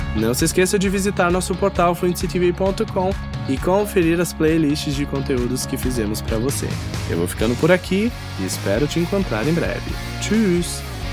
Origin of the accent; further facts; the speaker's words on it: South Region, Brazil; moved away; also born or lived in Northeast Brazil; No Nordeste brasileiro, onde atualmente resido, percebo quão calorosas as pessoas são, já no sul, onde cresci e morei parte da minha vida